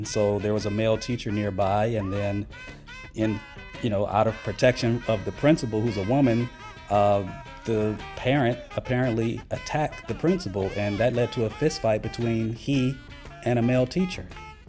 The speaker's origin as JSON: {"language": "English", "region": "California", "country": "United States", "said": "California, my home state?"}